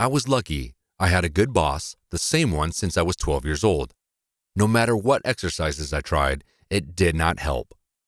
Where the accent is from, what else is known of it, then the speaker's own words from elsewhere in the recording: Ohio, United States; born there; I was born in Ohio, and it was the strongest real estate in the world.